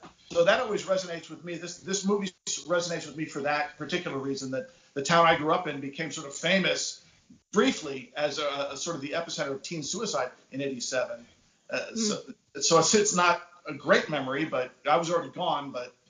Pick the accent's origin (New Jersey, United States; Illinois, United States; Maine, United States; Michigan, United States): New Jersey, United States; Bergenfield; So the town I grew up in, Bergenfield, New Jersey